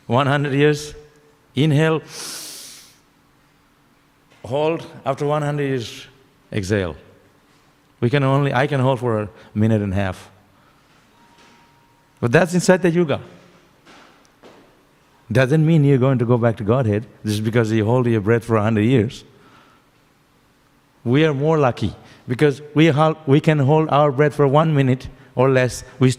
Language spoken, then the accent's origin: English; Shantipur, West Bengal, India; I was born in Shantipur, at the edge of the lotus, still inside the lotus.